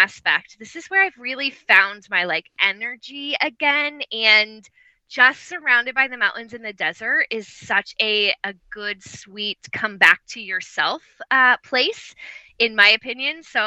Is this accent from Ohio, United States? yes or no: yes; Ohio, United States; moved away as an adult; also born or lived in Columbus, Ohio; We are from Ohio, so my husband and I are both small town Midwest, very cookie cutter Midwest small town families